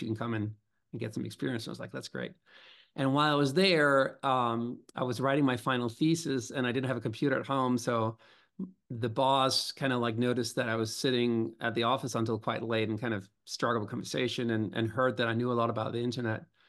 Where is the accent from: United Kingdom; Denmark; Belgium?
Denmark; Copenhagen, Capital Region of Denmark; now in New York City, United States; I grew up, uh, in Copenhagen.